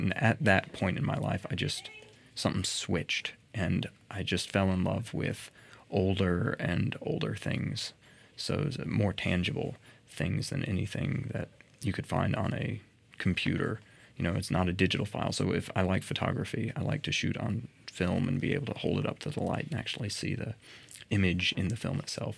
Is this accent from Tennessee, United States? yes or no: yes; Murfreesboro, Tennessee, United States; I was born here in Murfreesboro, and I've lived here pretty much my entire life